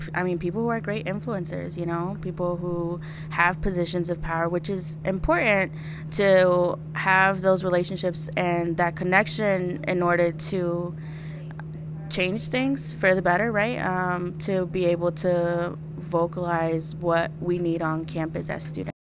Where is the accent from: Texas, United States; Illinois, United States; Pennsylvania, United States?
Illinois, United States; Peoria; Peoria, I'm from Peoria